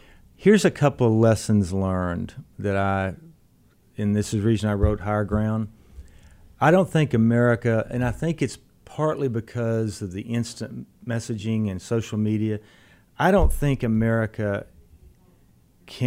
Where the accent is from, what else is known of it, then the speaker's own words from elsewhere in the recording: Brownwood, Texas, United States; moved away; I went home to my hometown in Brownwood